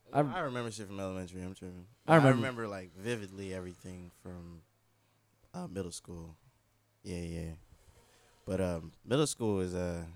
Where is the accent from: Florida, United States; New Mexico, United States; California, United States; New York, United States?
Florida, United States; Orlando